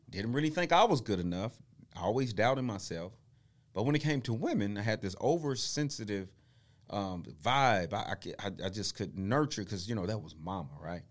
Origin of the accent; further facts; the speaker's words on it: Tulsa, Oklahoma, United States; we moved here from Tulsa, I mean, from Oklahoma City to Tulsa. I'm almost six.